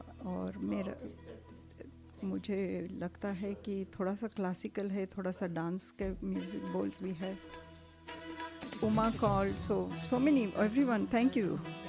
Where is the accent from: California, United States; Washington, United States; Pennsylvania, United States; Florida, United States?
California, United States; wrote from California, so I'm great.